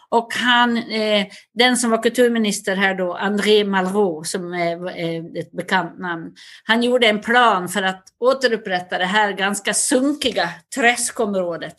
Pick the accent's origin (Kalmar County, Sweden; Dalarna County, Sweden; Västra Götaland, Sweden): Dalarna County, Sweden; Västerdalarna; accent: Dalarna dialect (dalmål); moved away as an adult; also born or lived in United States / Stockholm; now in Paris, France; Jag kommer från en liten by i Västerdalarna med tusen invånare